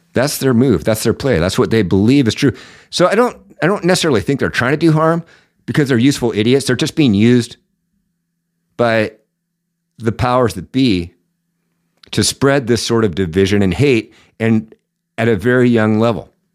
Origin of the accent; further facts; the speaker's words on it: Seattle, Washington, United States; I'm from the Seattle area